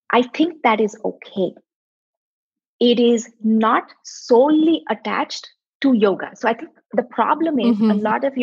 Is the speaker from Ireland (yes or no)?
no; South India, India; moved away as an adult; now in United States; now i'm from the southern part